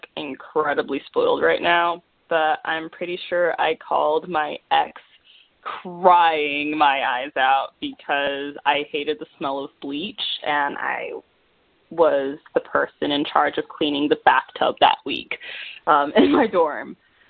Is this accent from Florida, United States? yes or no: yes; Florida, United States; I guess part of me will say that growing up in Florida had a lot to do with making that decision